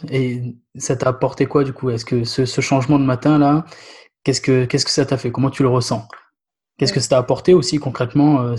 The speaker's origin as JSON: {"language": "French", "region": "Réunion", "country": "France", "tie": "born or raised there", "said": "mais moi j'ai grandi à La Réunion du coup"}